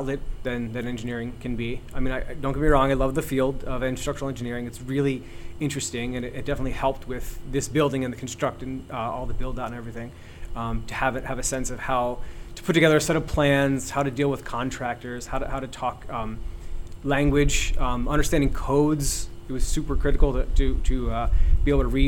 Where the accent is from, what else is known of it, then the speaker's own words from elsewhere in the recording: Doylestown, Pennsylvania, United States; also born or lived in New York City; now in Philadelphia, United States; I grew up in Doylestown. That's kind of where I would call my home.